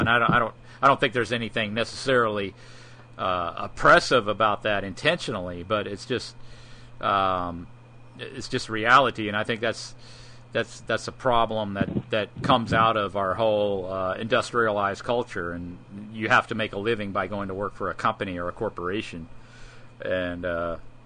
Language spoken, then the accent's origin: English; United States; we, as Americans, growing up in the United States